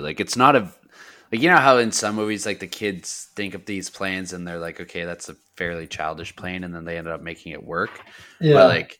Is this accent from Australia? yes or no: no; Canada; we're from Canada